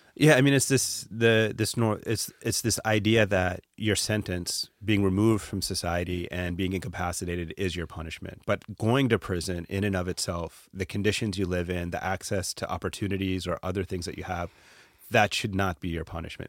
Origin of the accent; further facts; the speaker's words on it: Atlanta, Georgia, United States; growing up in Atlanta, I was, um, a child of immigrants.